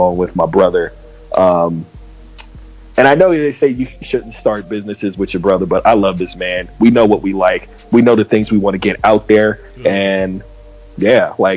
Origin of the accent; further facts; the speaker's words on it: San Diego, California, United States; I'm from San Diego.